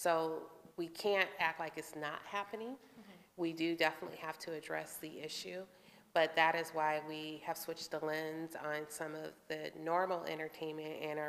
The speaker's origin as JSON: {"language": "English", "country": "United States", "tie": "born or raised there", "said": "I grew up here in the Quad Cities"}